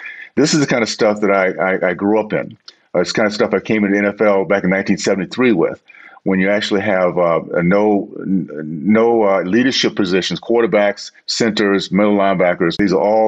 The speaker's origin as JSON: {"language": "English", "region": "Deep South", "country": "United States", "tie": "born or raised there", "said": "I grew up in the Deep South"}